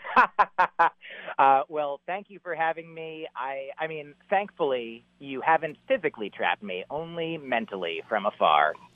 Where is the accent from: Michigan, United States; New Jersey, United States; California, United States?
New Jersey, United States; moved away as an adult; now in Boston, United States; I grew up in New Jersey in the New York area, you know like just sort of outside New York City